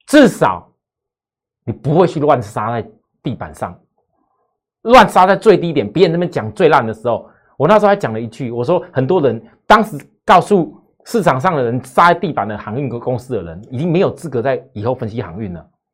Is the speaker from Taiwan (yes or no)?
yes; Taiwan; 我们台湾这边